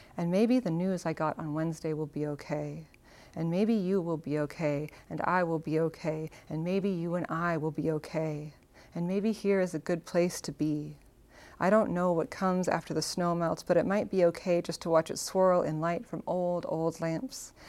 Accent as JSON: {"language": "English", "town": "Seattle", "region": "Washington", "country": "United States", "tie": "born or raised there", "moved": "as an adult", "lives_now": "Tacoma, United States", "said": "the Seattle I grew up"}